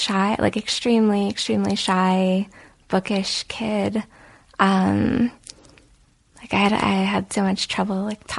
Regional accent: New Jersey, United States; And raised in Jersey.

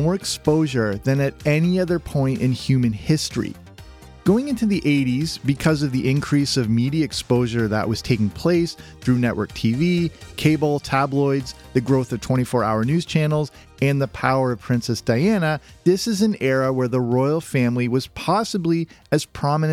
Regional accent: England, United Kingdom; moved away; also born or lived in Canada / London; I'm Canadian but also grew up in England.

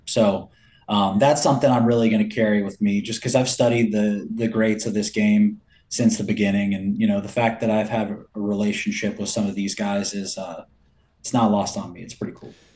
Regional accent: Milwaukee, Wisconsin, United States; I was born in Milwaukee

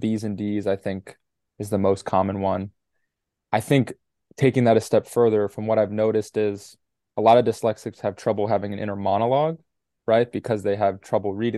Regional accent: New York City, New York, United States; growing up in New York City

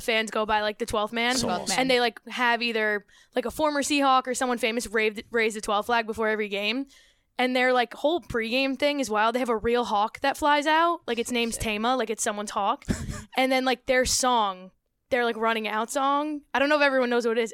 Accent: upstate New York, United States; I can say that as a New Yorker not from the city

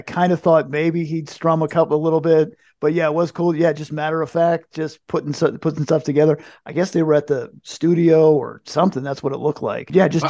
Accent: New Jersey, United States; No, we're from New Jersey.

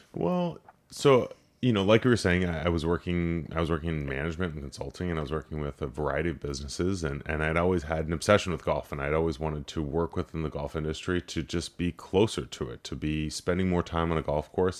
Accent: Los Angeles, California, United States; growing up in Los Angeles, I, I worked in politics

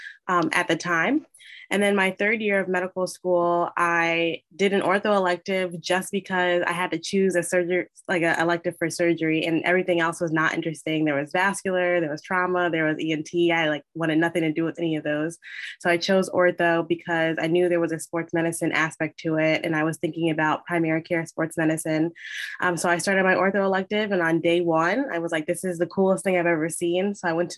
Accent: Teaneck, New Jersey, United States; I am from Teaneck, New Jersey

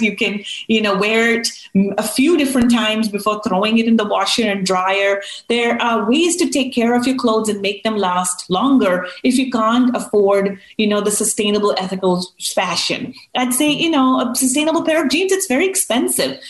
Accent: United States; We as Americans

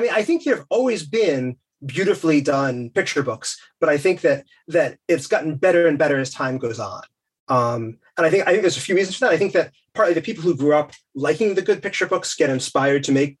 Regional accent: United States; accent: American; moved away as an adult; now in London, United Kingdom; so I live in London. You can tell from my accents, I'm American, but my kids were born here, they grew up here.

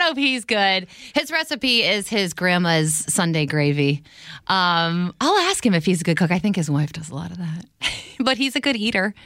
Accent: New Jersey, United States; I'm from New Jersey

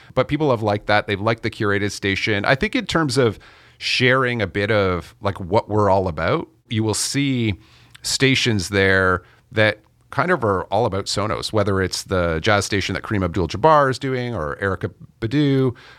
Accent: Canada; I'm Canadian

